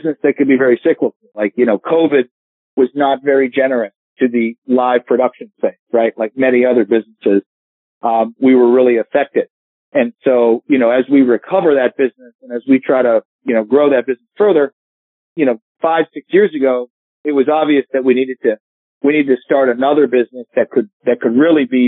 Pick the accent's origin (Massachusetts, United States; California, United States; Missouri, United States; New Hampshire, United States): New Hampshire, United States; Hampton Beach; I grew up in Hampton Beach, New Hampshire